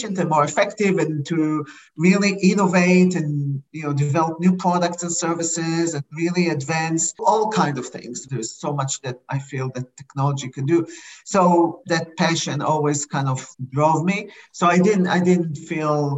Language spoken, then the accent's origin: English; Israel; English is a second language; moved away as an adult; now in United States; originally I came to the US from Israel. I didn't speak good English